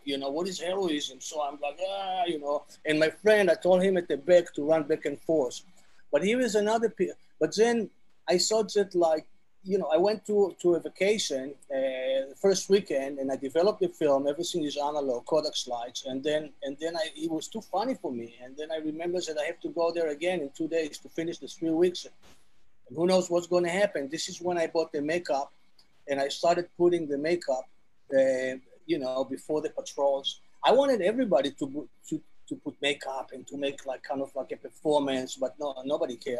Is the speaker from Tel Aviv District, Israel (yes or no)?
yes; Tel Aviv, Tel Aviv District, Israel; English is a second language; moved away as an adult; also born or lived in Jerusalem; born in Israel, in Tel Aviv